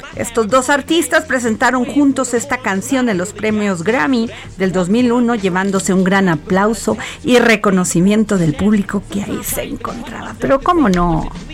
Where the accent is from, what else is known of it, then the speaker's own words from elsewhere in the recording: Veracruz, Mexico; en mi pueblo, Veracruz